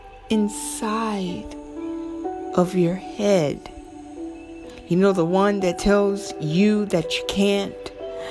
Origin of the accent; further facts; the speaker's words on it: the South, United States; accent: southern; My southern accent